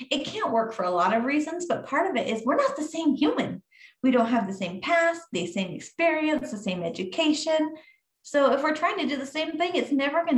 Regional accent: Montana, United States; moved away; I grew up in Montana in high school

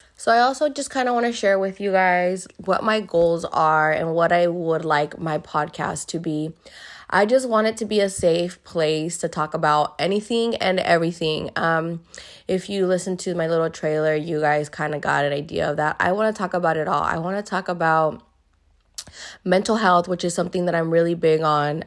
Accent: Hayward, California, United States; I was born and raised here in Hayward, California.

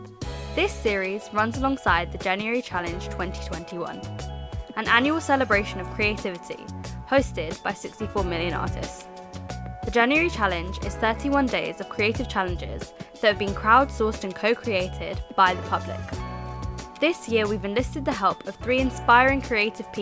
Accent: London, United Kingdom; I'm 21 years old, I'm from London

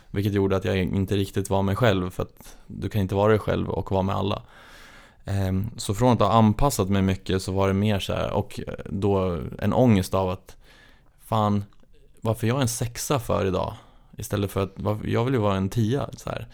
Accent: Gävle, Gävleborg County, Sweden; moved away; jag är uppväxt i Gävle

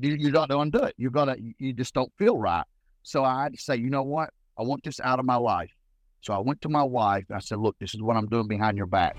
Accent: Harlan, Kentucky, United States; I'm originally from Harlan, Kentucky

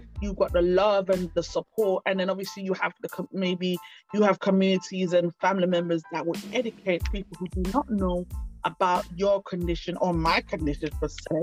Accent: Jamaica; now in United Kingdom; I'm from Jamaica

